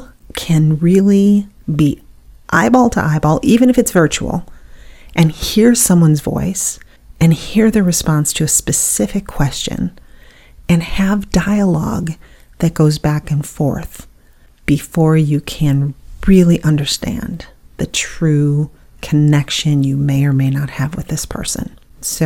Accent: Buffalo, New York, United States; moved away as an adult; now in Southern United States; I was born in the North. I lived in Buffalo until I was 40 years old, and then I moved down to the South

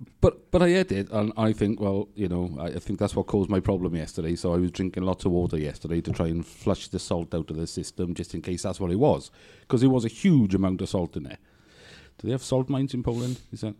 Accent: Wales, United Kingdom

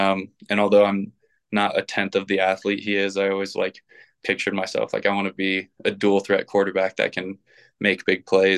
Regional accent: Ohio, United States; also born or lived in Indianapolis / Colorado / Texas; I was born in Indianapolis, moved to Colorado, then to Texas, and then to Ohio. Moved a bunch in Ohio, but ultimately ended up spending most of my youth in Ohio.

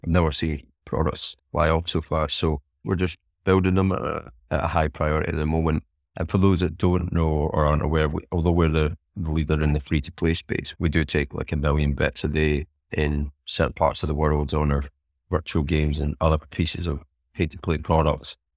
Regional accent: Scotland, United Kingdom; being Scottish and who, who I am

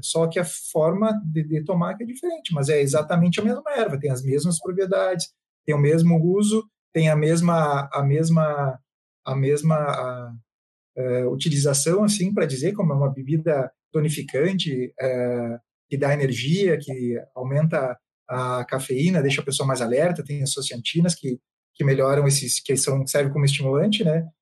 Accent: Santa Maria, Rio Grande do Sul, Brazil; moved away as an adult; now in Jaraguá do Sul, Brazil; eu nasci em Santa Maria, mas há, há uns sete anos atrás eu me mudei para Santa Catarina. Agora eu moro em Jaraguá do Sul

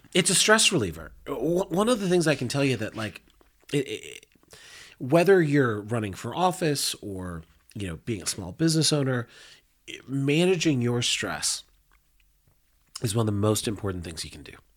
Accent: Denver, Colorado, United States; I grew up in Montclair. I always like to tell people right on the border of Montclair and Hilltop. Uh, I was born at Rose Hospital.

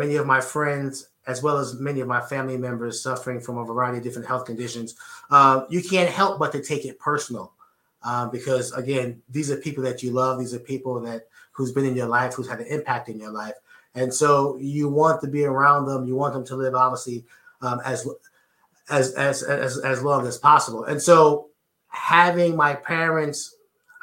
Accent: New York City, New York, United States; growing up in Edenwald Projects in the Bronx, I had to make this work because there weren't that many opportunities back home in New York City

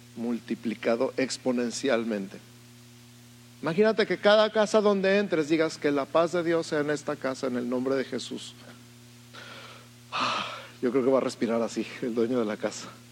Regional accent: Mexico City, Mexico; now in Tijuana, Mexico; yo soy de la Ciudad de México

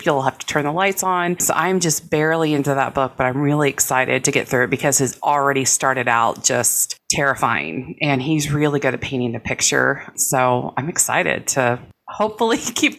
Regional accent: North Texas, United States; I'm from North Texas

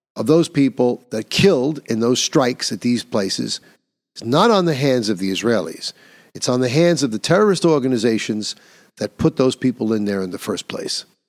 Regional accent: New York, United States; my home state of New York

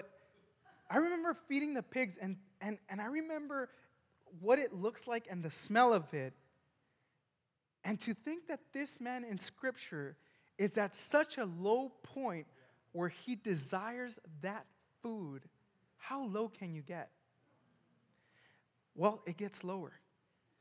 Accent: El Paso, Texas, United States; now in McKinney, United States; I'm from El Paso, Texas

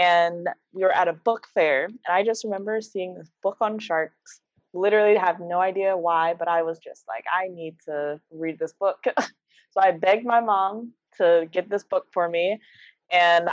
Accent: Detroit, Michigan, United States; moved away as an adult; now in Florida, United States; I grew up in Detroit, Michigan, a big city there

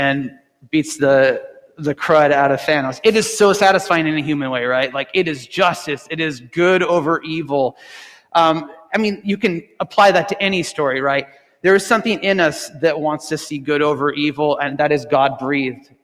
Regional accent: United States; as American Christians

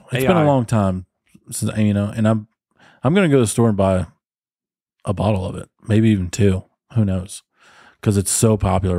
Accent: the South, United States; I grew up in the country. I grew up in the South.

